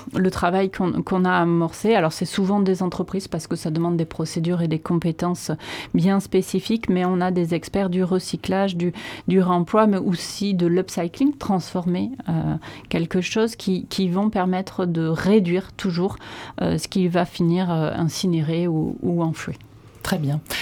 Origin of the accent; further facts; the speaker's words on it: Landes, Nouvelle-Aquitaine, France; also born or lived in Chalosse; je suis landaise